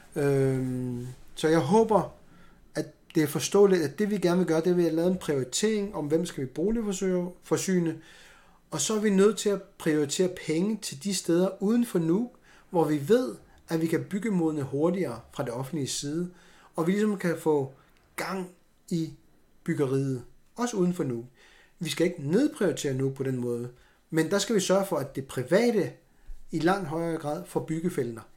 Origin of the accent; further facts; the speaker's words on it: Greenland; jeg er grønlænder